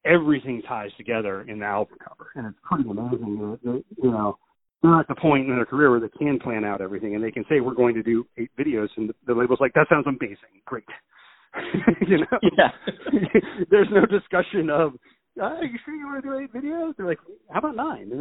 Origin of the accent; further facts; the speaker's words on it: Yorktown, Virginia, United States; growing up in Hand Roads, Virginia, down in Yorktown